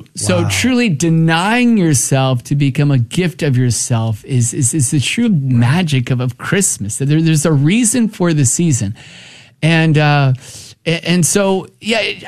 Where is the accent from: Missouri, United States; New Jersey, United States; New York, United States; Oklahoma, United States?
New Jersey, United States; I was born and raised in New Jersey